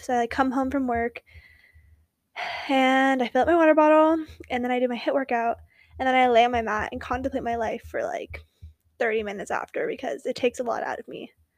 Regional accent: West Coast, United States; accent: Valley Girl; I was from the West Coast

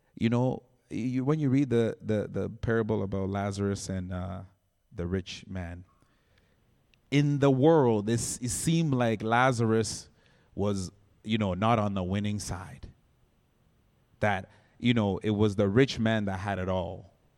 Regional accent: Ghana; moved away; I was born in Ghana

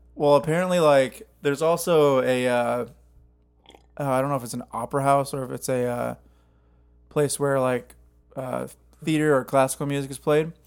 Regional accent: Cottage Grove, Minnesota, United States; now in Nashville, United States; my hometown

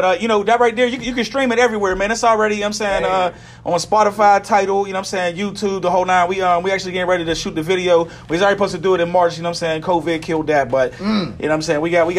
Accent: Pittsburgh, Pennsylvania, United States; I'm from Pittsburgh. I'm from Brighton Heights area. That's the north side.

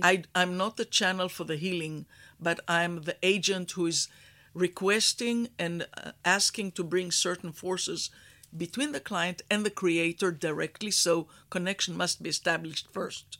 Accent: Israel; moved away as an adult; also born or lived in Houston, Texas, United States; I was born in Israel in a kibbutz. I was raised as a cowgirl.

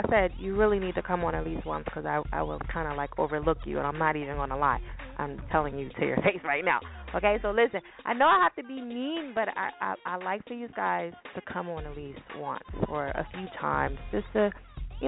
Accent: New Jersey, United States; now in Philadelphia, United States; I'm from Jersey, in case y'all do not know. I live in Philly, but I'm from Jersey

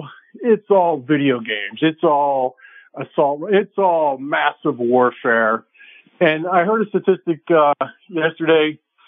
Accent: Pittsburgh, Pennsylvania, United States; There were guns all around Pittsburgh where I grew up.

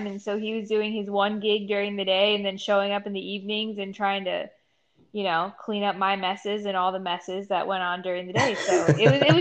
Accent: Mount Airy, Maryland, United States; also born or lived in Frederick, Maryland / Ohio; I am from a little town called Mount Airy here in Maryland, born and raised.

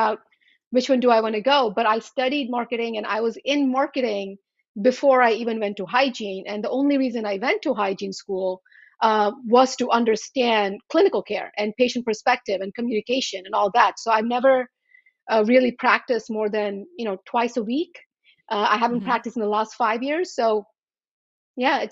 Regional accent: Charlotte Amalie, U.S. Virgin Islands; moved away as an adult; also born or lived in India; now in Washington, United States; I grew up in the Virgin Islands

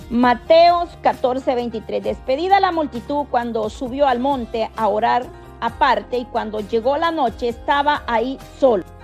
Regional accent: El Salvador; Yo soy del Salvador, por la gloria, misericordia de Dios.

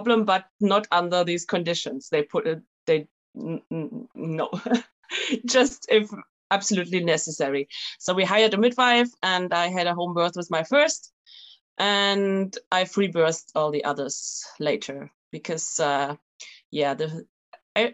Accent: Germany; moved away as an adult; now in France; I'm German, actually. We are from Germany.

